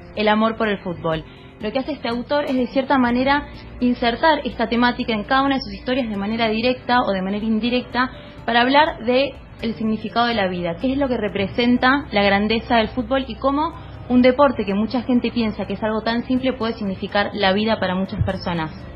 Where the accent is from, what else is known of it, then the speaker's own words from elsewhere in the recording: Argentina; somos los argentinos